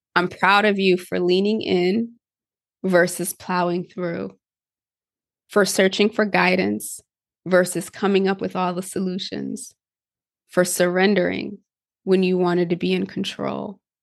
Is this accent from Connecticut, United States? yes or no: yes; Connecticut, United States; I grew up in Connecticut